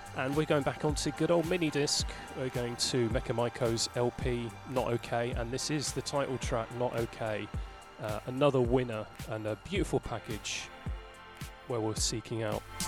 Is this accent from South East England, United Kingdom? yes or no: yes; Reading, South East England, United Kingdom; my hometown, Reading